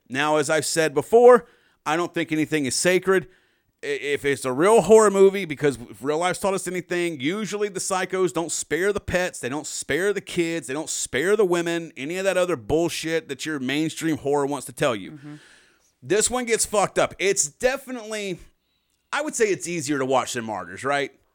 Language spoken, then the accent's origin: English; the South, United States; we, we're from the South.